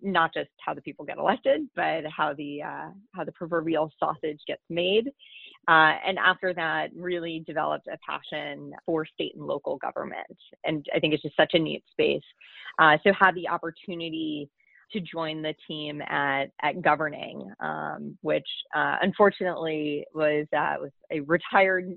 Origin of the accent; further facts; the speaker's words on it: Minnesota, United States; moved away as an adult; now in Washington, D.C., United States; my home state of Minnesota